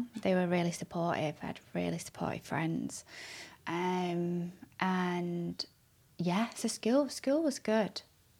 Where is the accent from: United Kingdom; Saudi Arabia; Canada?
United Kingdom; Manchester, North West England; also born or lived in Wilmslow; I was born in Withinshaw, in Manchester.